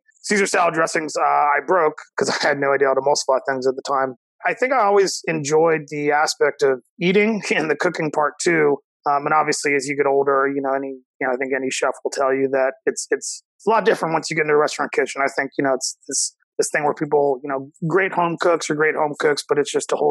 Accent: Cincinnati, Ohio, United States; I'm born and raised in Cincinnati

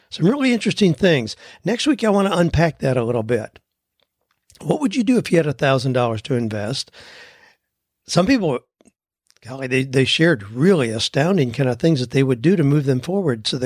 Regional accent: Lancaster, Pennsylvania, United States; now in Nashville, United States; I recently moved to Nashville. Two years ago, I started pursuing a home inspection business. I was raised Amish in Lancaster, Pennsylvania, have about 18 years of construction background.

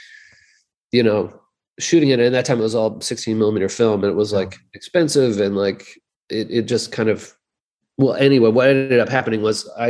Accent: Eugene, Oregon, United States; I grew up in Eugene

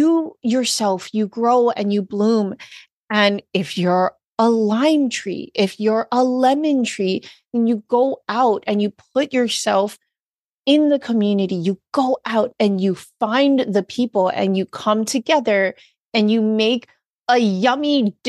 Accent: Hawaii, United States; being born and raised in Hawaii

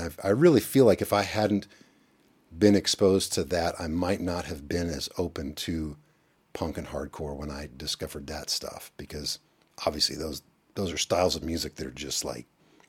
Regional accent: Elizabethtown, Kentucky, United States; also born or lived in Lexington; I was born in Lexington. Evan and I were born in Lexington, which is an hour east. And then when I was 8, we moved to a small town called Elizabethtown.

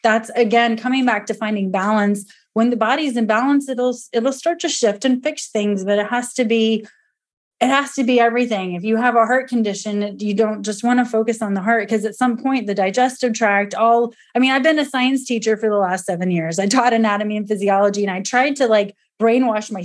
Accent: Georgia, United States; we're from Georgia where it's hot. We don't get snow.

